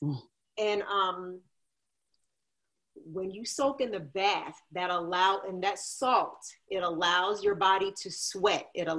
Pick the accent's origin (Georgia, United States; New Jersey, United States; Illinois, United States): New Jersey, United States; I'm a Scorpio, I'm from Jersey